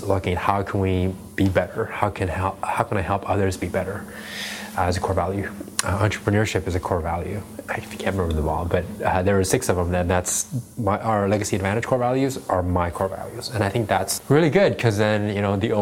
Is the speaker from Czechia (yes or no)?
yes; Prague, Czechia; also born or lived in China; I left China when I was 4 years old. And I grew up in the Czech Republic